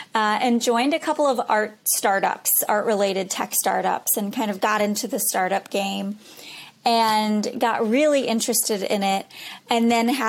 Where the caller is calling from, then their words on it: Boston, Massachusetts, United States; I'm in Boston.